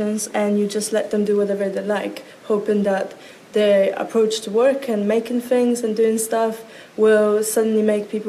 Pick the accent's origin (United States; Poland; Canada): Poland; moved away as an adult; now in London, United Kingdom; I am from a very far away village in Poland. Well, it's not actually a village, it's a very small town where nothing really happens. So when you get to about 20 years old, you have this insane pressure to suddenly pack up your stuff and leave